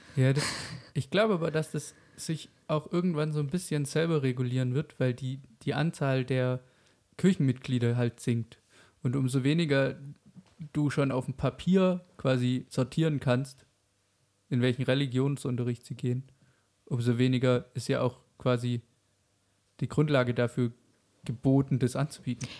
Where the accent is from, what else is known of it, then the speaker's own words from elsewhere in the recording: Germany; bei uns in Deutschland